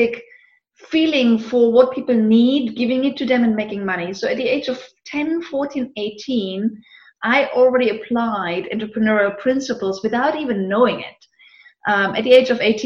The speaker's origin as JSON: {"language": "English", "region": "eastern Germany", "country": "Germany", "tie": "born or raised there", "moved": "yes", "said": "I grew up actually in Eastern Germany"}